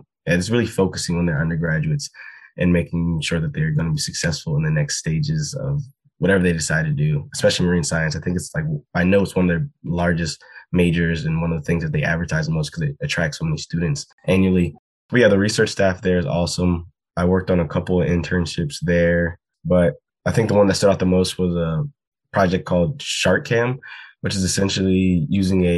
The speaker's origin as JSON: {"language": "English", "country": "United States", "tie": "born or raised there", "said": "I grew up fishing in the Chesapeake Bay"}